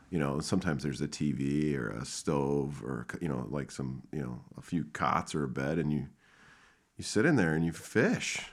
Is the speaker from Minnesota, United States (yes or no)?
yes; Minnesota, United States; I'm from Minnesota